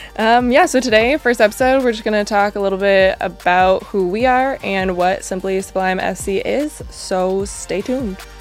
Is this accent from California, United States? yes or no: yes; Monrovia, California, United States; also born or lived in Orange County; as a kid, I grew up in Southern California, like a little small town in L A, came from Monrovia